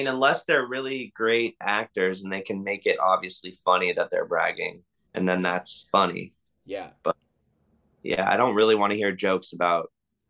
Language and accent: English; Bay Area, California, United States; I'm from the Bay Area